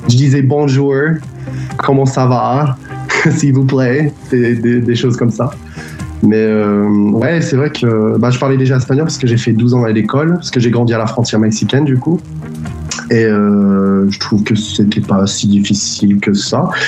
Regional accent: San Diego, California, United States; French is a second language; moved away as an adult; also born or lived in Japan; now in France; je suis né au Japon parce que mes parents, ils, étaient euh, militaires. Et donc, euh, j'ai grandi à San Diego, mais j'ai beaucoup voyagé dans ma vie.

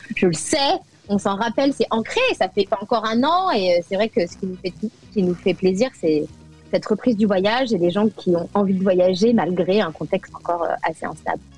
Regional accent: France; moved away as an adult; now in United States; Je suis avant tout française

